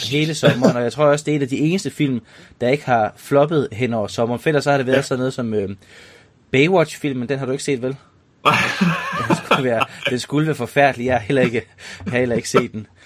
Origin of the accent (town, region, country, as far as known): Denmark